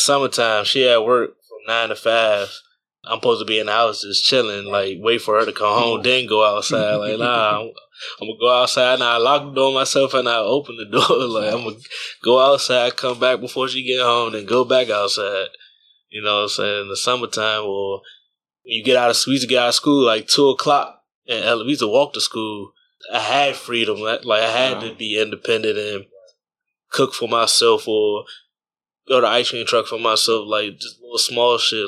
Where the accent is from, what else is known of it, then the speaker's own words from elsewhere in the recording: Temple Hills, Maryland, United States; also born or lived in Virginia / Washington, D.C. / Richmond, Virginia; I grew up in Maryland and D.C., so I grew up in D.C. because of him